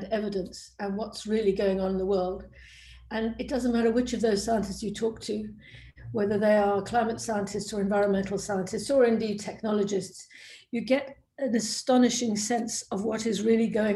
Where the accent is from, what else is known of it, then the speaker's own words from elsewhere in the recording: South Africa; moved away; also born or lived in Cambridge; I grew up in South Africa, one of the world's beautiful countries